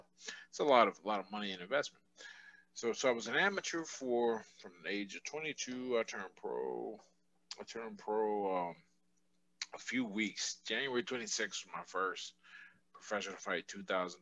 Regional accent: Pittsburgh, Pennsylvania, United States; I was born and raised here in Pittsburgh

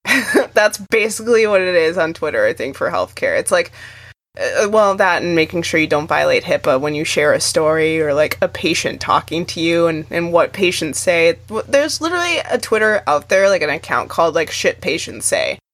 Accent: Arizona, United States; moved away; Arizona is my home state

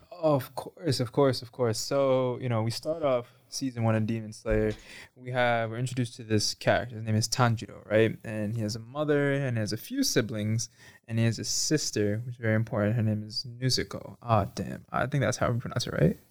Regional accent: New York City, New York, United States; I'm from New York, from Bronx, New York specifically

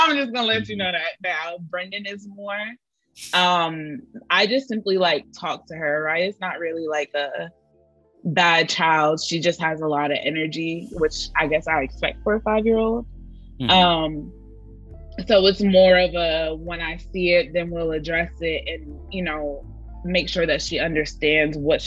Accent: the North, United States; moved away; We were raised in the North and not the South.

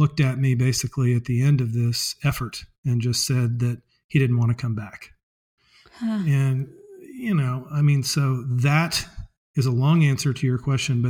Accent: Springfield, Missouri, United States; I was raised in the Episcopal Church, and in fact, that church is a block from where I am right now, my chocolate factory

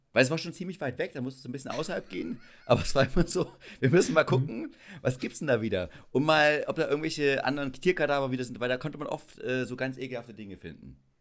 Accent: Schönebeck, Saxony-Anhalt, Germany; ich komme ja aus Schönebeck an der Elbe

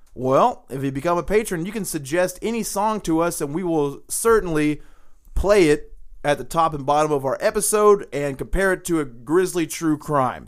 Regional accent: the South, United States; we're from the South

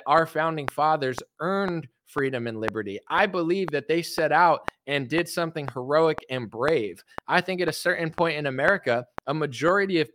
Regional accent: United States; I'm American

